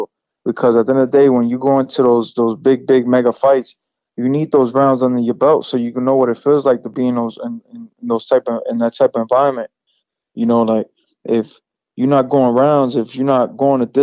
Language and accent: English; New York City, New York, United States; I'm in my hometown